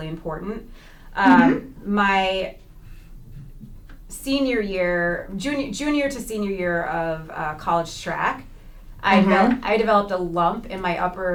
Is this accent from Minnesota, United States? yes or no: yes; St. Louis Park, Minnesota, United States; But I grew up in St. Louis Park, Minnesota